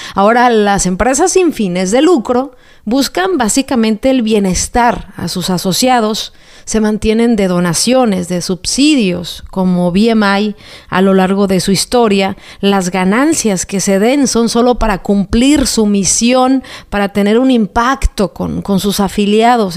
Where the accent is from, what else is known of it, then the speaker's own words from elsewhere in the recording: Jalisco, Mexico; moved away; Anduve en, mi tierra, Jalisco